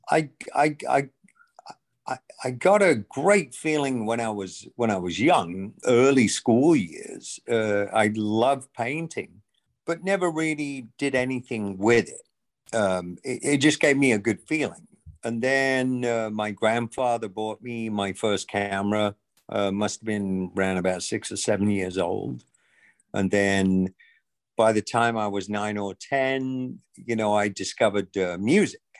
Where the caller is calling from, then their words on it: Tysons Corner, Virginia, United States; I'm actually at Tyson's Corner um, in the DC area.